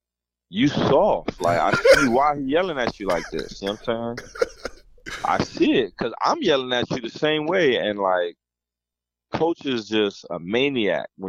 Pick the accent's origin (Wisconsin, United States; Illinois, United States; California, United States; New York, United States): New York, United States; Mount Vernon; also born or lived in London / Jamaica; being a kid growing up in Mount Vernon